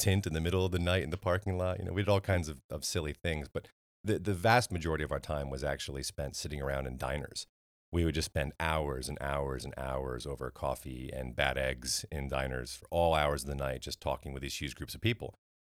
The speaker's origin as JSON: {"language": "English", "town": "New Canaan", "region": "Connecticut", "country": "United States", "tie": "born or raised there", "said": "my hometown, New Canaan, Connecticut"}